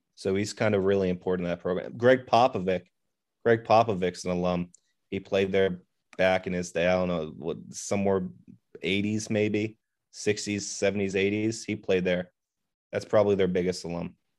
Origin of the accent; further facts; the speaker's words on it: Baltimore, Maryland, United States; I grew up in Baltimore